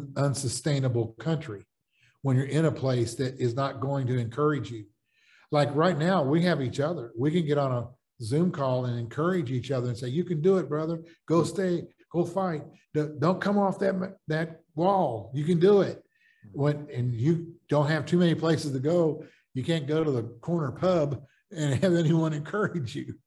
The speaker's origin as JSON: {"language": "English", "country": "United States", "also_born_or_lived": "the South / the Midwest", "said": "I'm an American and living in most of my life in the South and the Midwest"}